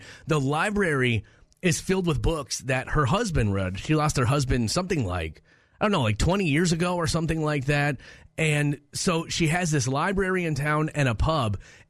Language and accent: English; Minneapolis, Minnesota, United States; we were growing up in Minneapolis